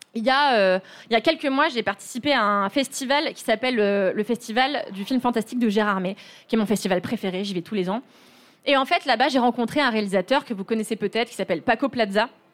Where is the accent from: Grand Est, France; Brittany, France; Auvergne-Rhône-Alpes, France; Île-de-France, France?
Île-de-France, France; Levallois-Perret; j'ai grandi dans une petite ville du 92 qui s'appelle Levallois-Perret